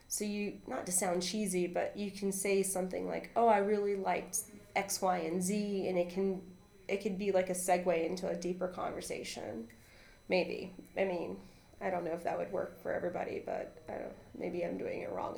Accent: North Carolina, United States; English is a second language; also born or lived in Costa Rica; And I grew up on a farm in North Carolina. And I'm from Costa Rica. My mom and I moved to America when I was, you know, two. And so, and when I was little, I didn't speak any English.

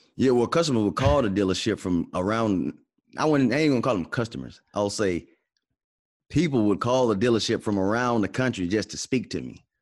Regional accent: Atlanta, Georgia, United States; now in Dallas, United States; I'm from Atlanta

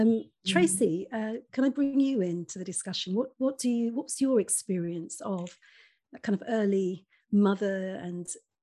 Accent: England, United Kingdom; When our parents came to England. I was born in England.

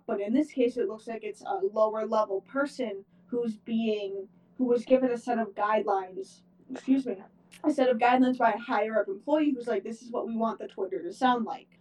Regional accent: Buffalo, New York, United States; we're from Buffalo

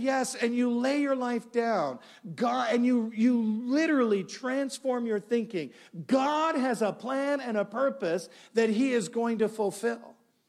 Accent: Canada; I'm from Canada.

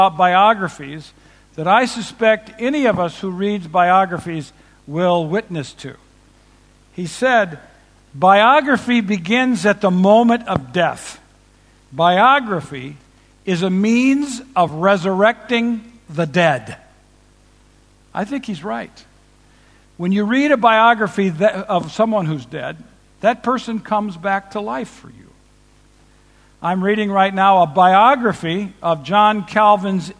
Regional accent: Chicago, Illinois, United States; We're from Chicago

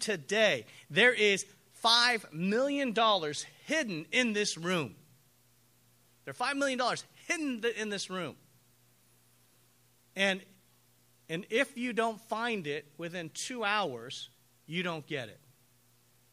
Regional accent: United States; I'm an American.

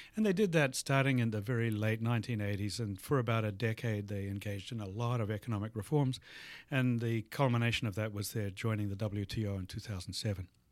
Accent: New Zealand; moved away as an adult; also born or lived in Australia; now in Madison, United States; I was born in New Zealand and, uh, did all of my, uh, tertiary education in Australia

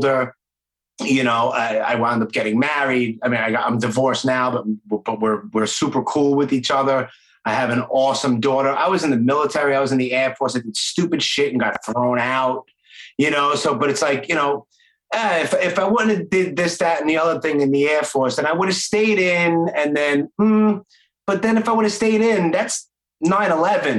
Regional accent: New York City, New York, United States; accent: Brooklyn; a knucklehead kid growing up in Brooklyn

